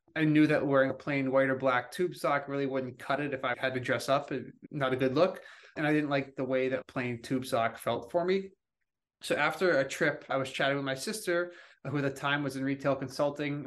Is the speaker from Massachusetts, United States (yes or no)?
yes; outside of Boston, Massachusetts, United States; I grew up outside of Boston